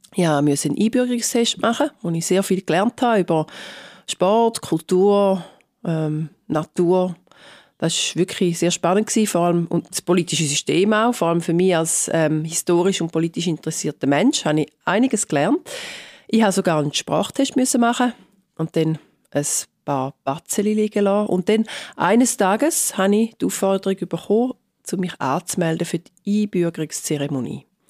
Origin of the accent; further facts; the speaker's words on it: Switzerland; now in London, United Kingdom; ich bin Schweizerin und Britin